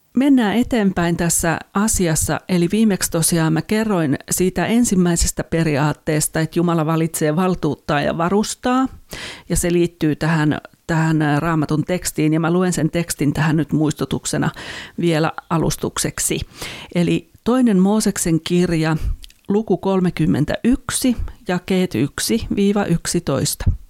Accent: Finland; en ole koulumaailmassa niin kuin teini, teini-ikäisenä tai lapsena ollut muualla kuin Suomessa

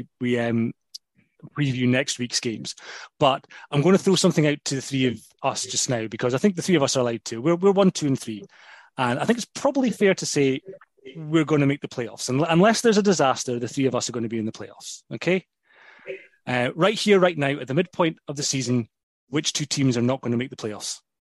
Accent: Scotland, United Kingdom; we're Scottish

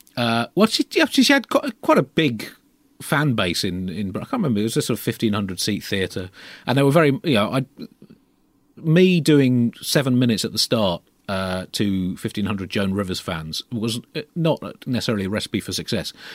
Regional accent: United Kingdom; as a Brit growing up in the late twentieth century

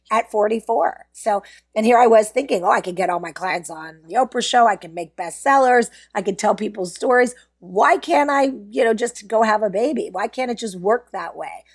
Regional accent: Pittsburgh, Pennsylvania, United States; I grew up in Pittsburgh and went to private school

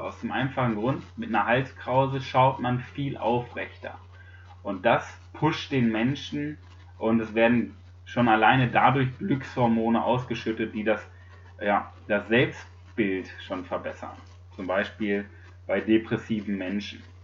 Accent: Germany; bei uns in Deutschland

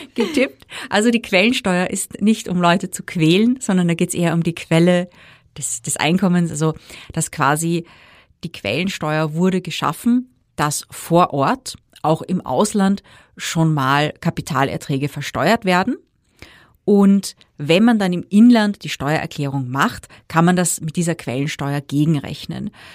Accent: Austria

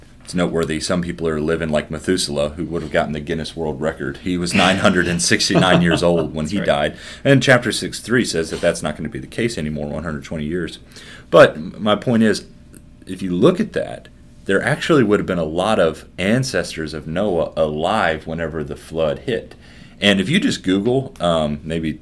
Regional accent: Kentucky, United States; now in Harrisburg, United States; I'm actually from Kentucky, now living in Harrisburg, Pennsylvania

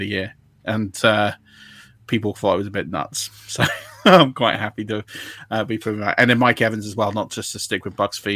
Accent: England, United Kingdom; I'm English.

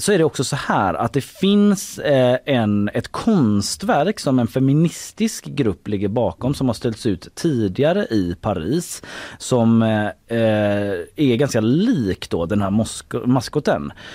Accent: Gothenburg, Västra Götaland, Sweden; på våran gård uh i Haga där jag växte upp då

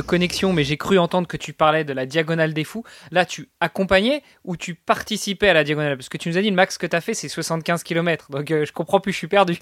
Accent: France; un Français

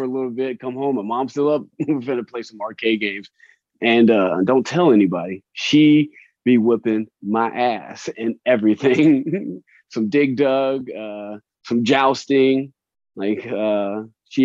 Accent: Jacksonville, Florida, United States; moved away; I'm from Jacksonville, right? I was born there at least, you know. I haven't been there. I haven't lived there in forever, but it's probably been like 20 years, maybe 25.

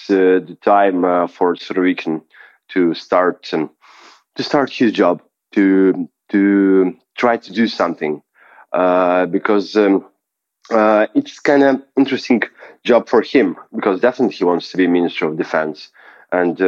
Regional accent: Russia; English is a second language; moved away as an adult; now in Lithuania; our country and of our nation

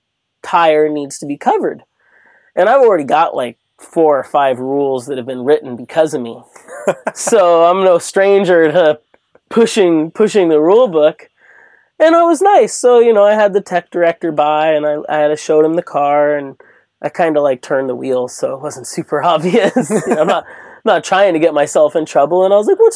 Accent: Long Beach, California, United States; I grew up in Long Beach. I'm from Southern California

